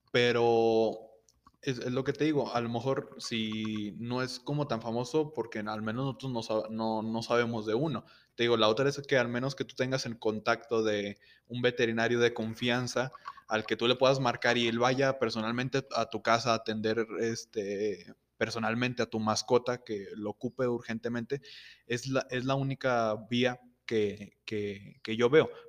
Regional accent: Guadalupe, Mexico; Y yo que soy de, ciudad de Guadalupe

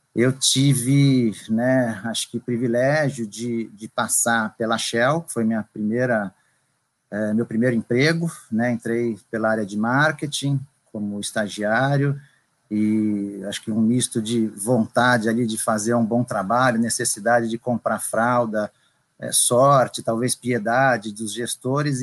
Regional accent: São Paulo, Brazil; moved away; also born or lived in Bahia; eu sou natural de São Paulo

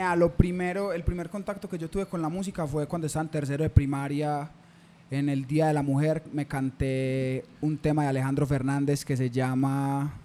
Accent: Medellín, Antioquia, Colombia; also born or lived in Caicedo, Antioquia; yo me crié acá, yo me crié en San Javier

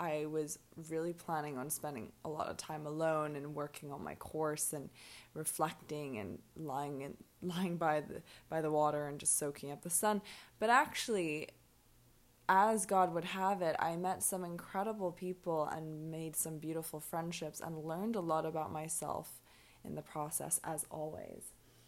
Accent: Hong Kong; also born or lived in London / Edinburgh; now in Mexico; I'm from Hong Kong. I'm half Irish, I'm half Hong Kong Chinese. I've lived in London and Edinburgh, Hong Kong obviously, and now I'm hanging around in Mexico.

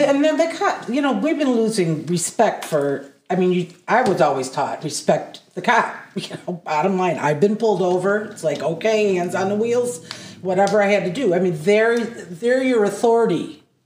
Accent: Adrian, Michigan, United States; also born or lived in Massachusetts / Blissfield, Michigan; I was born in Massachusetts. We moved to Adrian when I was six.

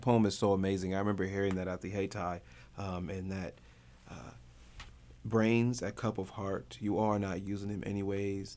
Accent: Grand Rapids, Michigan, United States; moved away as an adult; now in North Carolina, United States; we're both from Grand Rapids

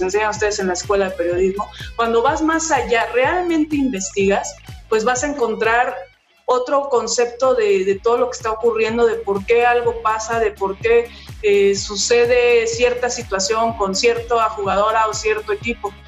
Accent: Mexico; en mi país

